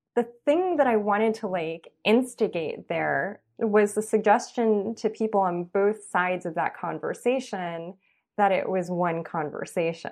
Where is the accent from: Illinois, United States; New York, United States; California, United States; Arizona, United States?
California, United States; Los Angeles; I grew up in East Los Angeles